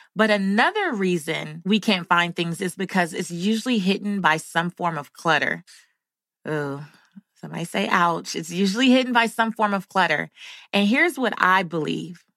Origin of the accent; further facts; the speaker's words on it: Los Angeles, California, United States; growing up in South Central Los Angeles